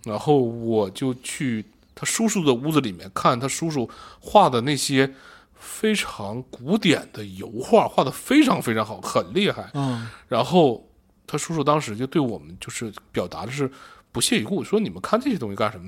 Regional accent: Shenyang, Liaoning, China; 我从小在沈阳生活，那种高高的烟囱以及他们的倒掉我见了太多了

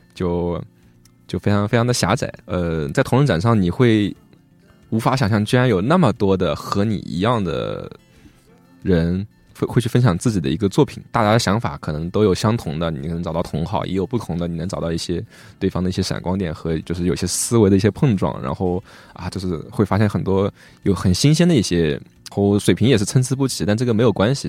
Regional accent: Hangzhou, Zhejiang, China; 而且我们都是杭州人

